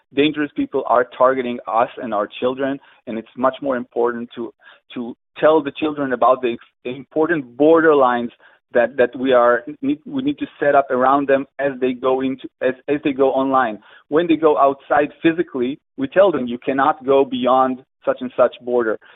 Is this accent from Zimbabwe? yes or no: no; Israel; I'm from Israel